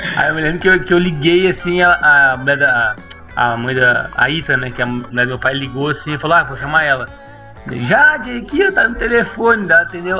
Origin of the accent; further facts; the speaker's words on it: Porto Alegre, Rio Grande do Sul, Brazil; moved away; depois que eu me saí de Porto Alegre, eu voltava